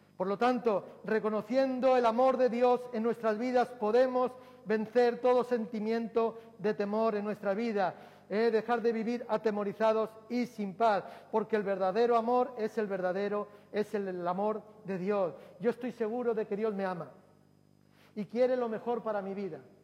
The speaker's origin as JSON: {"language": "Spanish", "town": "Durango", "region": "Basque Country", "country": "Spain", "tie": "born or raised there", "said": "recuerdo que en mi pueblo, en Durango"}